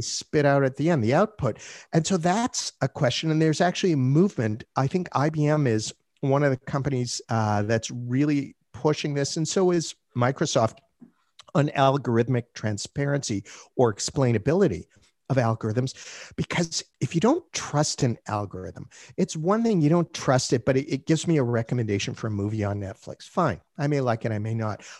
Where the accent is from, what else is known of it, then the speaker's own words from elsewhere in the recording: Canada; I'm Canadian